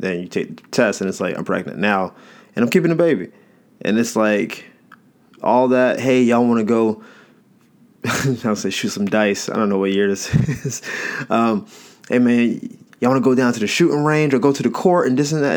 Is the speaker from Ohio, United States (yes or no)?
no; Florida, United States; I'm from Florida